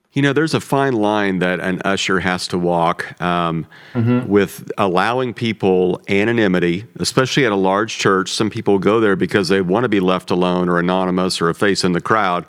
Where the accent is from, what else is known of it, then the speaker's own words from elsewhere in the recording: Midwest, United States; the food I grew up on in the Midwest